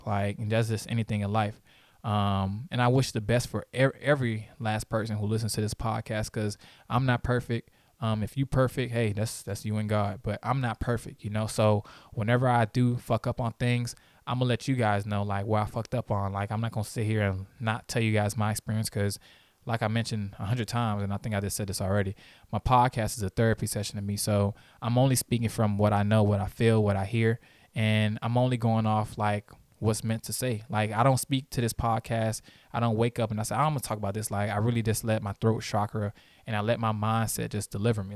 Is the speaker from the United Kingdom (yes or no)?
no; Haiti; I'm Haitian.